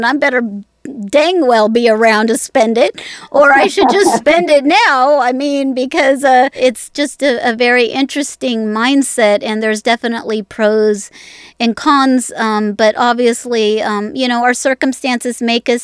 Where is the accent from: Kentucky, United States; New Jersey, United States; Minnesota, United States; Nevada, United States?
Nevada, United States; Las Vegas; I was born in Las Vegas.